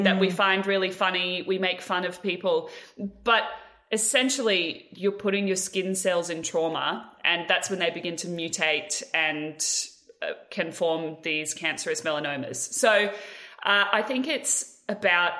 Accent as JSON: {"language": "English", "country": "Australia", "said": "a part of being Australian"}